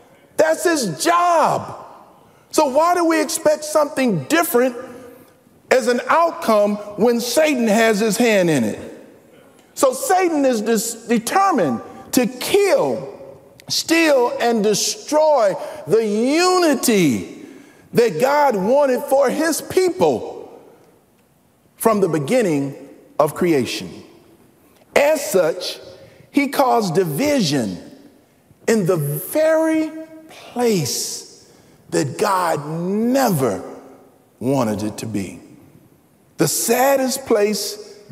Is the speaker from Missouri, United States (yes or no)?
yes; St. Louis, Missouri, United States; moved away; I was born and raised in St. Louis, Missouri, in North St. Louis, by the way, which is a predominantly black section